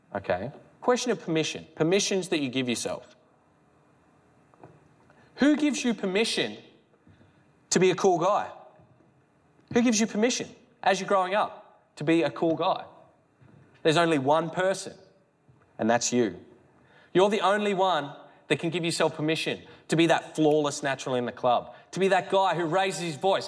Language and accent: English; Melbourne, Victoria, Australia; where are you from? Melbourne